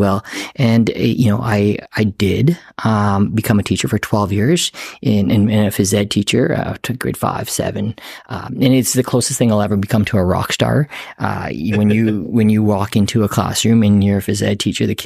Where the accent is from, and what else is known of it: Saskatoon, Saskatchewan, Canada; born or raised there